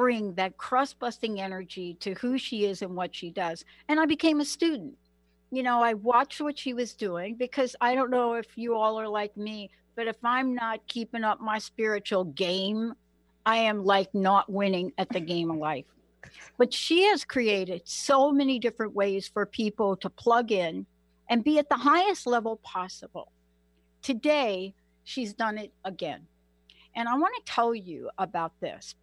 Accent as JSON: {"language": "English", "town": "New York City", "region": "New York", "country": "United States", "tie": "born or raised there", "said": "I'm from New York. I grew up in New York, born and raised in the Bronx"}